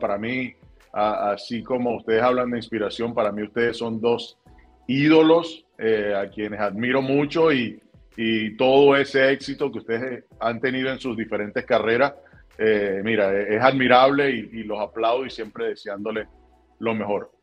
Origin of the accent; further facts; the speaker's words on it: Barquisimeto, Lara, Venezuela; en la casa donde crecí, en Bararida, eh, en la vereda 16